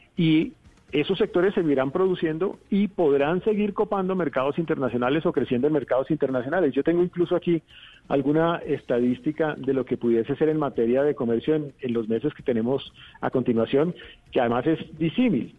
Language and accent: Spanish; Colombia